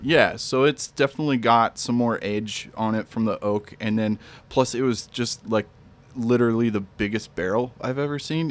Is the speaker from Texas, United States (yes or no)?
no; Moline, Illinois, United States; I'm actually originally from Moline, so just across the river from the great state of, I'm Iowa adjacent